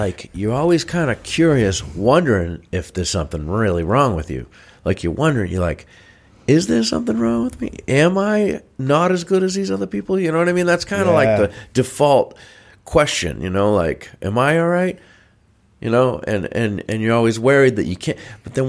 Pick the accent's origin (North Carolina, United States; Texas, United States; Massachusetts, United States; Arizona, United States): Massachusetts, United States; Norwell; I grew up partially in Norwell. We had a lot of swamps in Norwell too.